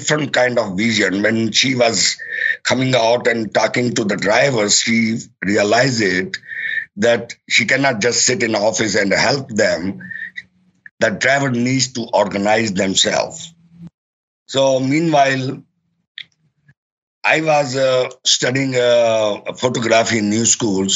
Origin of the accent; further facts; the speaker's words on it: Pakistan; now in New York, United States; I'm actually from Pakistan